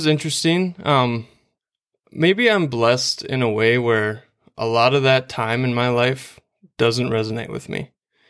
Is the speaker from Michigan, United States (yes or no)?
no; Starbuck, Minnesota, United States; So I grew up in Starbuck, Minnesota. That's out west towards Alexandria, Glenwood area. Minnewaska High School was where I went, and I'm the middle of three boys